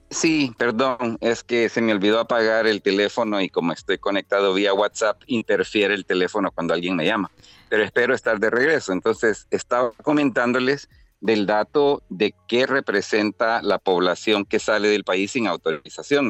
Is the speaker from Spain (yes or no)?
no; El Salvador; somos salvadoreños, que entramos y salimos diariamente eh, desde y hacia Estados Unidos